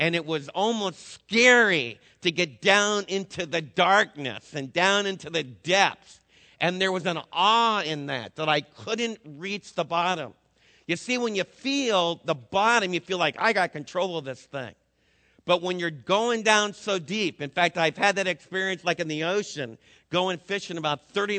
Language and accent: English; Schroon Lake, New York, United States; now in Texas, United States; Probably my earliest memories go back to being raised in a lake. I was raised on Scroon Lake. And when I came to Texas, one of the things I had to get used